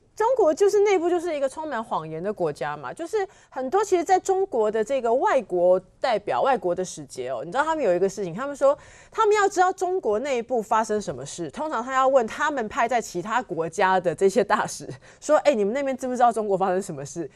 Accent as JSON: {"language": "Chinese", "country": "Taiwan", "said": "我们台湾人"}